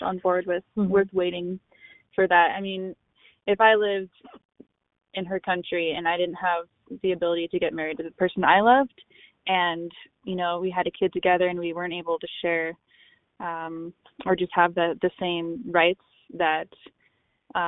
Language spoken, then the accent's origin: English; United States; being an American